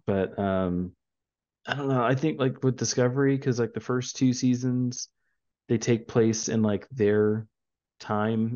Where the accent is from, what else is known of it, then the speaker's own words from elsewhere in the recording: San Antonio, Texas, United States; We are from San Antonio